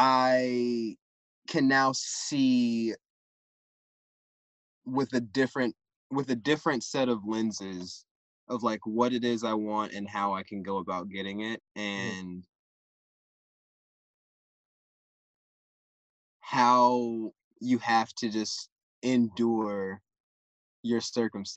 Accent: the South, United States; I'm from the South. I'm from deep in the country

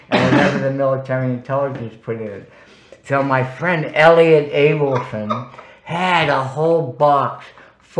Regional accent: Worcester, Massachusetts, United States; Worcester, Massachusetts, my hometown

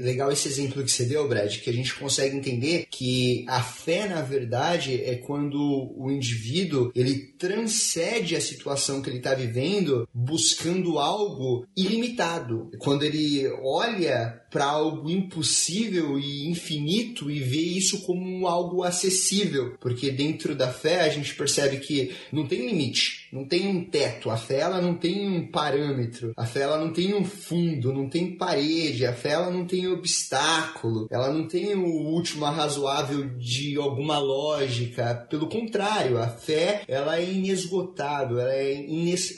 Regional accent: Brazil; moved away as an adult; now in United States; Desde quando eu saí do Brasil

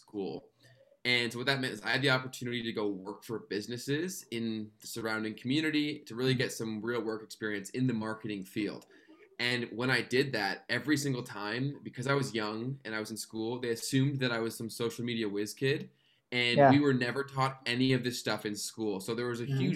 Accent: Canada; I'm a Canadian YouTuber and social media strategist

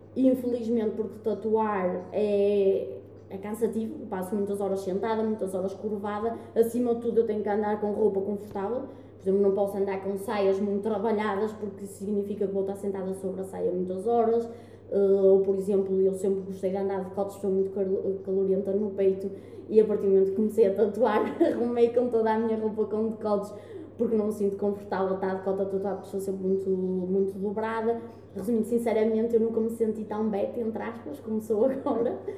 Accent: Guimarães, Norte, Portugal

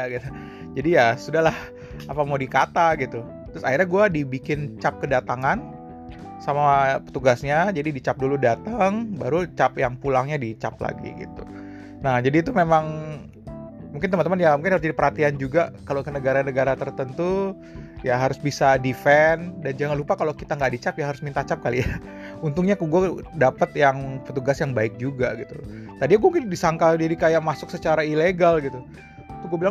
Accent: Indonesia; tapi gue gue asli dari Indonesia

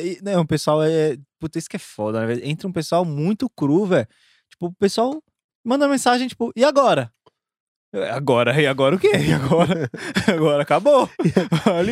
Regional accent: São Paulo, Brazil; now in Goiânia, Brazil; Que eu tô morando em Goiânia, sou de São Paulo

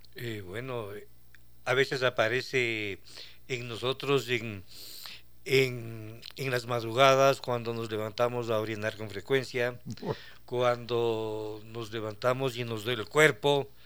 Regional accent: Ecuador; lo viví eso en mi país

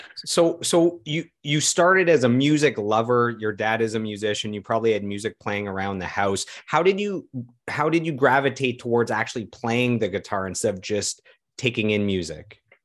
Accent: Ottawa, Ontario, Canada; also born or lived in Toronto; we're both born and raised in Ottawa

